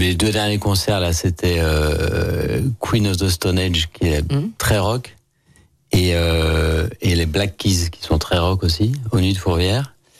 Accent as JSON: {"language": "French", "town": "Lyon", "region": "Auvergne-Rhône-Alpes", "country": "France", "tie": "born or raised there", "said": "Moi, pur lyonnais, je suis né à Lyon 7e"}